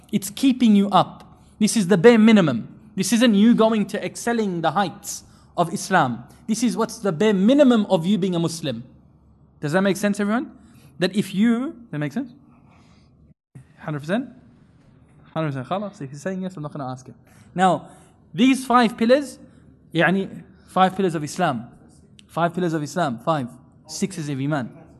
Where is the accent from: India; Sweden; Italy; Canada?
India; I'm from India